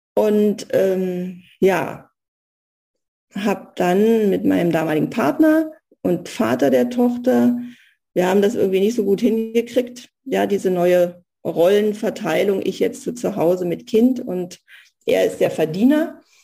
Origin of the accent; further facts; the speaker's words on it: East Germany, Germany; moved away as an adult; also born or lived in Soviet Union / Berlin / Spessart; ich bin im Osten groß geworden